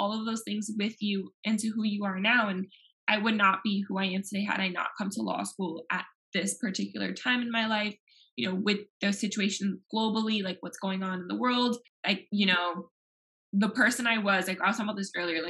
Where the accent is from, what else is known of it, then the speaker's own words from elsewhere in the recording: Miami, Florida, United States; moved away as an adult; now in Knoxville, United States; I'm from Miami